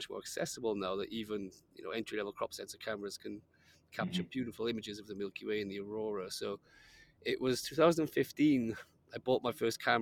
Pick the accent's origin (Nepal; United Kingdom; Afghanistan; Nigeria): United Kingdom; Wales; growing up in Wales, which is a pretty dark place